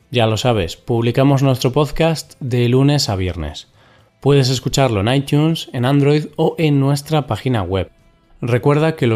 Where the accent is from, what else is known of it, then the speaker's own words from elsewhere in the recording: Spain; Hablar de la economía de España mm, no es algo sencillo ni para mí, que soy español.